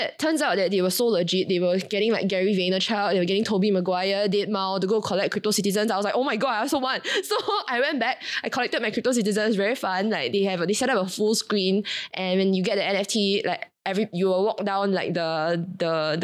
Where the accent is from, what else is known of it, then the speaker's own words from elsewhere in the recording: Singapore; I came from Singapore